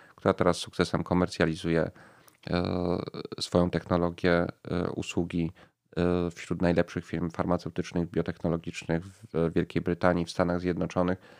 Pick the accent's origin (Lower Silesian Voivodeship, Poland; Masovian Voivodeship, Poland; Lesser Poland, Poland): Lesser Poland, Poland; Kraków; Ja, ja urodziłem się w Krakowie i przez większość życia mieszkam w tym mieście